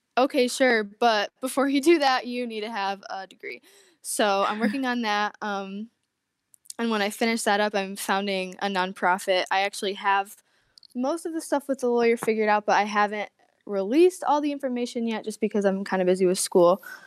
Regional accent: Corning, New York, United States; I'm from Corning, New York, which is upstate

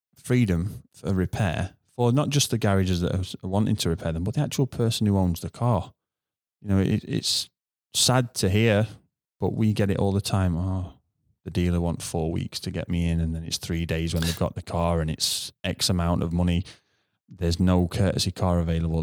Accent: United Kingdom; as a Brit

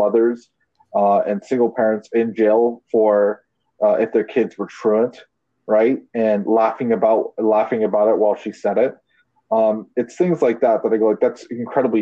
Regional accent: Canada; I'm Canadian

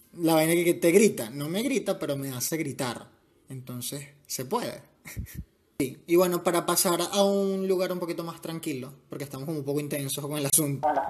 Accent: Venezuela; born or raised there

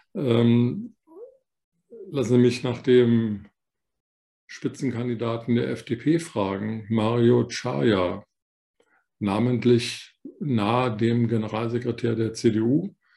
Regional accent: West Germany, Germany; weil ich selber einer bin, ein Westdeutscher

